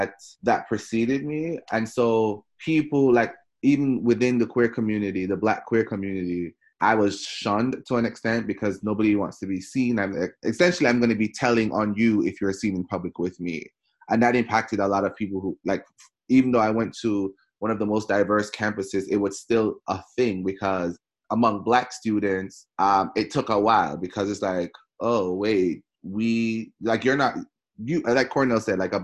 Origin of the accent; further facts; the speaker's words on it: Jamaica; moved away; I was Jamaican. Well, I am Jamaican.